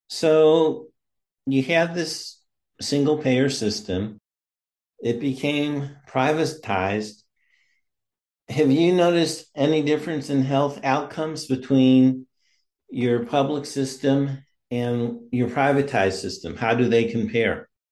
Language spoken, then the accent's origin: English; Missouri, United States; now in Maryland, United States; I live in Maryland now, but I'm originally from Missouri.